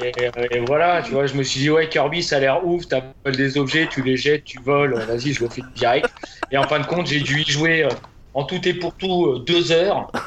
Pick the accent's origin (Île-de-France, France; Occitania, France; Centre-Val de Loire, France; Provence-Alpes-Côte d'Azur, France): Centre-Val de Loire, France; Montargis; je viens de Montargis